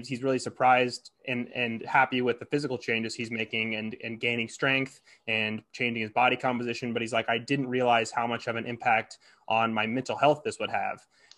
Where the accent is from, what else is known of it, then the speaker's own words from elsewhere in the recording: Hastings, United States; Like I call my hometown Hastings a small town, but it's like 25,000 people.